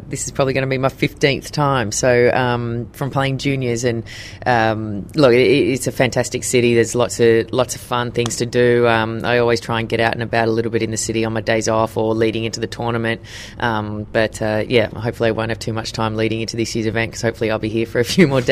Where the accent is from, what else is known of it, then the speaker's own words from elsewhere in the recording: Queensland, Australia; moved away as an adult; now in Sydney, Australia; living in Queensland for most of my life